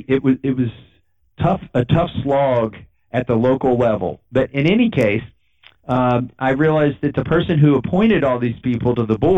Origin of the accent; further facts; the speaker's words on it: Kentucky, United States; also born or lived in Massachusetts; I grew up in Kentucky